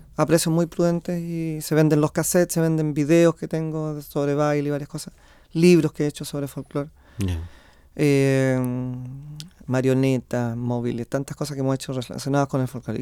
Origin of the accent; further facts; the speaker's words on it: Quillota, Valparaíso, Chile; moved away as an adult; now in Santiago, Chile; yo soy de Quillota, yo nací en Quillota y, desde niño